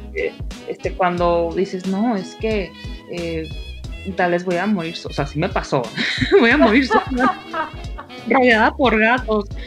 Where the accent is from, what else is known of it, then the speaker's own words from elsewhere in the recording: Sinaloa, Mexico; now in Guadalajara, Mexico; yo soy de Sinaloa y me vine aquí a Guadalajara